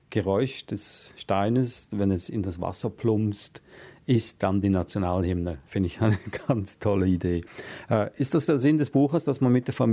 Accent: Switzerland; ich bin auch in einer sehr grundfesten Demokratie aufgewachsen in der Schweiz

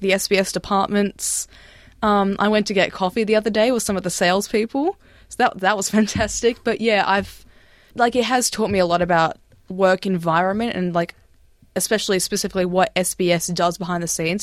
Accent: Melbourne, Victoria, Australia; growing up in Melbourne, where people are very comfortable with that sort of thing

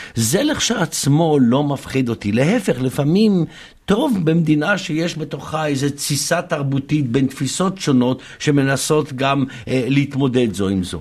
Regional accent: Jerusalem, Jerusalem District, Israel; אני גם ירושלמי וגם uh, ממוצא ספרדי

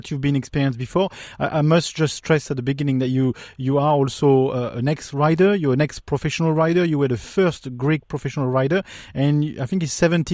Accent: France; accent: French; English is a second language; you've recognized my French accent

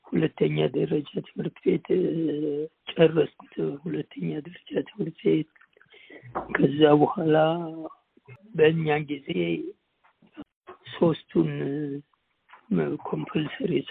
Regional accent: Amhara, Ethiopia; ጠቅላይ ግዛት በየጁ አውራጅ ወሰን ምድር አቦ በሚባል አካባቢ ነው የተወለድኩት።

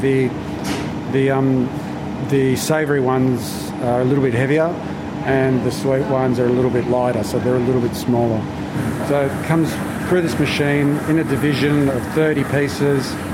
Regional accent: Melbourne, Victoria, Australia; I was born here in Australia, but my parents were Italian

